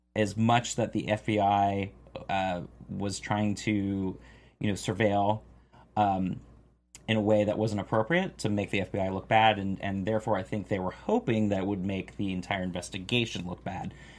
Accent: Florida, United States; moved away; I'm from Florida originally

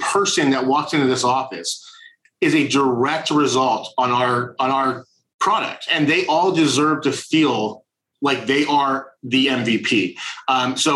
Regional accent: Indiana, United States; now in Orange County, United States; I'm originally from Indiana

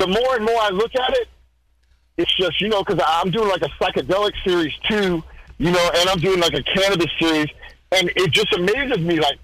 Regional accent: United States; I'm American.

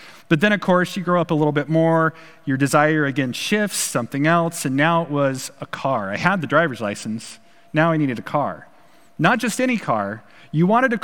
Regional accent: Pacific Northwest, United States; also born or lived in Portland, Oregon; growing up in the Pacific Northwest

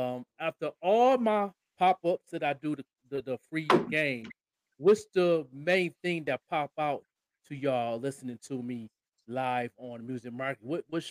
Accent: Buffalo, New York, United States; also born or lived in Indianapolis; now in Albuquerque, United States; And the reason for that is, number one, I'm from Buffalo.

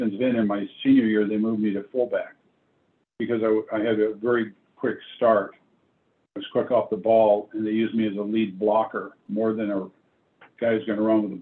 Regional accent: Bellflower, California, United States; also born or lived in Chicago, Illinois / Paramount, California; I was born in Chicago, and we moved to Paramount, California when I was 3 years old. And I think it's 5, we moved to, or when I was 6, we moved to Bellflower

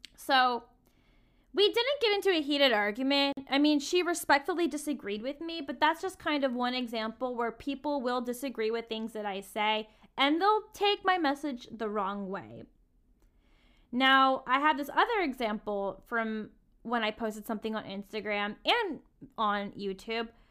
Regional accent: the South, United States; Growing up in the South

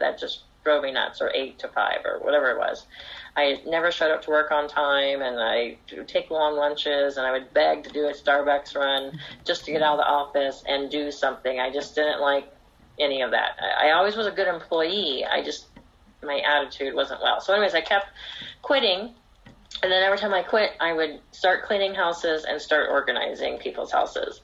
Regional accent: Orange County, California, United States; I grew up here in Orange County. I've lived here my whole life

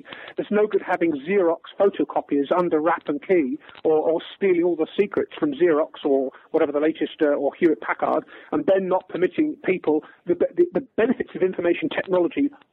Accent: England, United Kingdom; I'm English

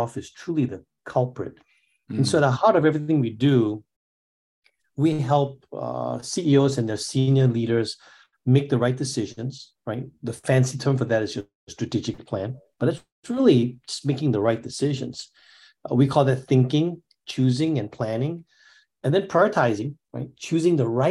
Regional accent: Singapore; I'm from Singapore. I grew up in Singapore.

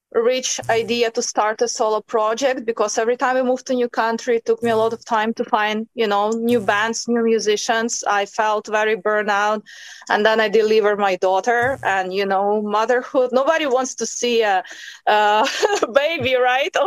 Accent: Ukraine; moved away as an adult; also born or lived in United States / China; now in Spain; I was born in Ukraine and raised

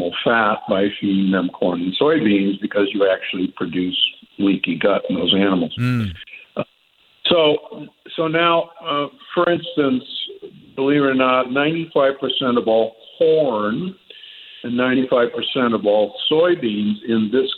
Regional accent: Omaha, Nebraska, United States; I grew up in Omaha, Nebraska, which at the time I was growing up had the largest feedlots in the world

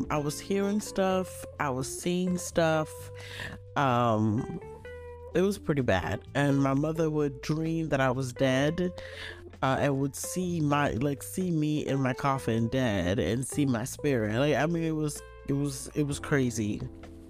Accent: Nigeria; I'm Nigerian

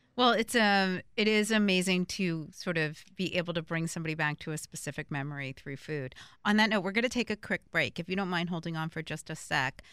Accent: northern New Jersey, United States; I'm from New Jersey, but I'm from the north part of New Jersey

